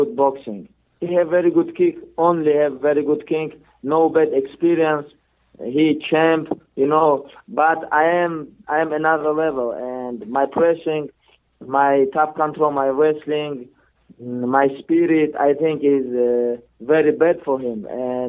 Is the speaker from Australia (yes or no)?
no; Dagestan, Russia; English is a second language; moved away as an adult; I am born Dagestan. I am from Dagestan